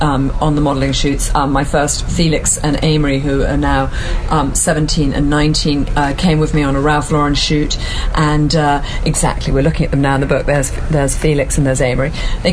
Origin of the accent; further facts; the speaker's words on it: England, United Kingdom; moved away as an adult; also born or lived in Scotland / Boston / Paris / New York; now in Harbour Island, Bahamas; So, well, I grew up in England.